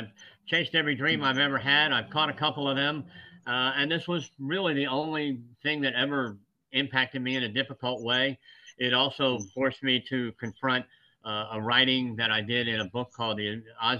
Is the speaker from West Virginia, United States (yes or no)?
yes; West Virginia, United States; born there; I was born in West Virginia, as my father was, and most of my family.